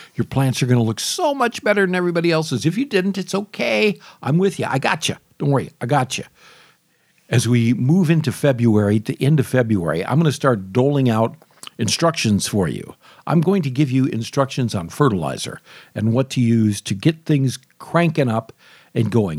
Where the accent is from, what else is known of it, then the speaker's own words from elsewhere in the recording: Michigan, United States; now in Florida, United States; Although I love Michigan, I'm from Michigan